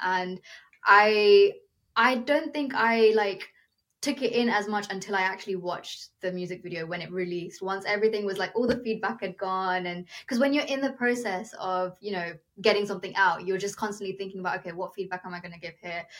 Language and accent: English; United Kingdom; first language Telugu; I was born and brought up in the UK, but my ethnic roots come from India.